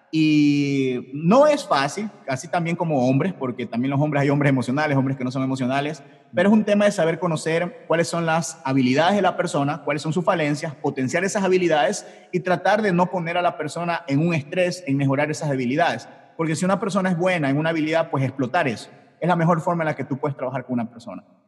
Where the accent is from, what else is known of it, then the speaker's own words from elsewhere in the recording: Ecuador; Yo soy de Ecuador